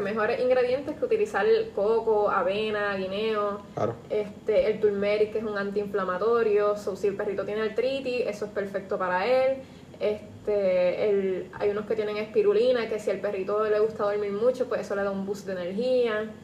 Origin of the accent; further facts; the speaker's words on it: San Juan, Puerto Rico; yo soy de San Juan